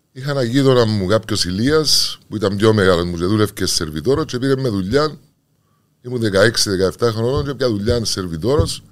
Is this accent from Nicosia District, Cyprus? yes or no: no; Limassol, Limassol District, Cyprus; also born or lived in Argaki / Morphou; μα ήρθαμε μικροί πρόσφυγε. Μεγαλώσαμε στη Λεμεσό.